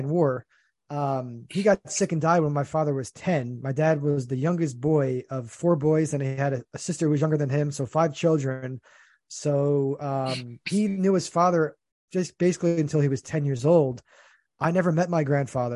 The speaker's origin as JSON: {"language": "English", "region": "New Jersey", "country": "United States", "said": "I'm from New Jersey"}